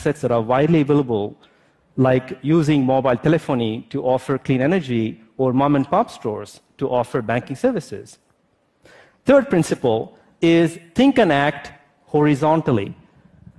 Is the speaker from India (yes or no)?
yes; India; also born or lived in France; now in United States; As an Indian-born French national who lives in the United States